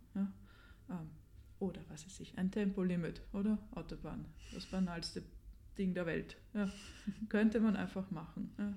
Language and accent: German; Vienna, Austria; Ich habe meine Jugend wirklich verbracht auf Stehplatzplätzen im Burgtheater